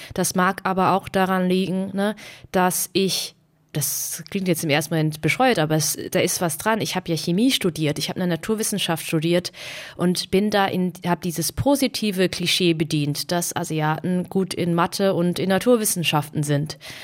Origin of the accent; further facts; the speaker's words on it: Heppenheim, Hesse, Germany; also born or lived in Baden-Württemberg; Ich bin in so einer kleinen Stadt aufgewachsen